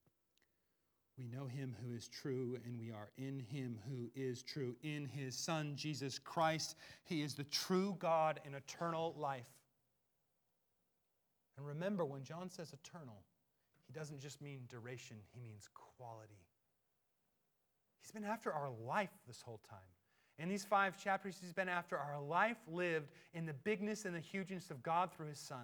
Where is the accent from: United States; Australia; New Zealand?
United States; I'm American and I have a passport.